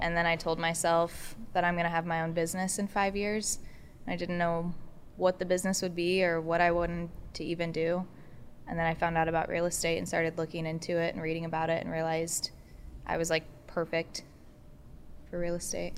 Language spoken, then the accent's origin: English; Warsaw, Indiana, United States; moved away; also born or lived in Muncie, Indiana; I'm from Warsaw, Indiana.